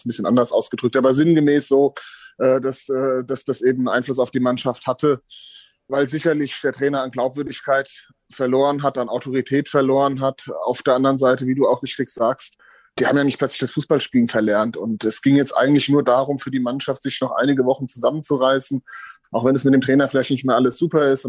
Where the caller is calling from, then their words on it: Hesse, Germany; Servus, grüßt euch aus dem wunderschön verregneten Hessen.